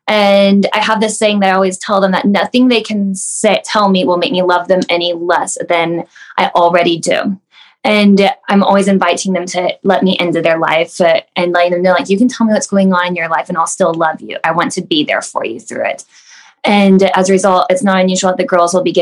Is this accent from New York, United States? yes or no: no; Wichita, Kansas, United States; I grew up here in Wichita